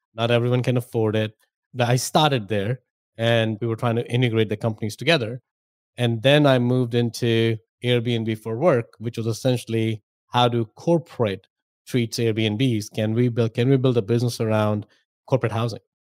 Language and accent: English; India; moved away as an adult; now in United States; I grew up in India, if my accent and my name didn't give away.